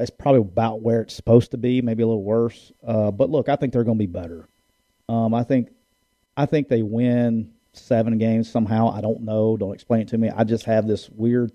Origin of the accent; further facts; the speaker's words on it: Alabama, United States; I'm a redneck from Alabama